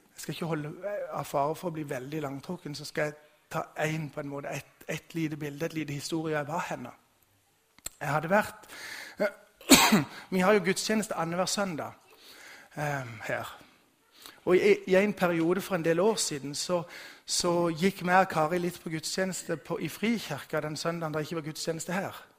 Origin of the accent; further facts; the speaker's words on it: Vigeland, Agder, Norway; Bakgrunnen min er bedehuset hjemme på Vigeland